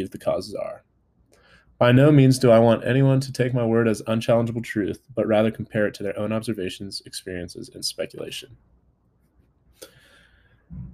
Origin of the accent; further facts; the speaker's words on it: California, United States; now in Colorado, United States; from back home in California